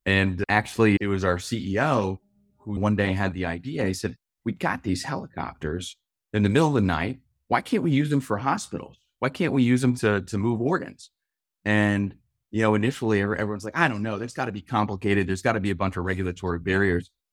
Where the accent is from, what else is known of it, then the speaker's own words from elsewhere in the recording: Louisville, Kentucky, United States; where I grew up in Louisville, Kentucky